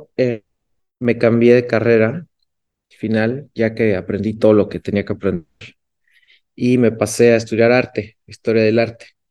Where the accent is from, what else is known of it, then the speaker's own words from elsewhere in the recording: Cuernavaca, Morelos, Mexico; Cuernavaca, Morelos, que es en la ciudad donde nací en México